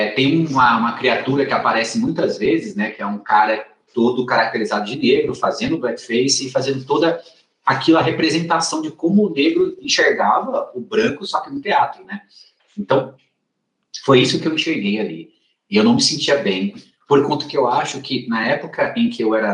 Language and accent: Portuguese; Northeast Region, Brazil; eu sou, eu sou nordestino.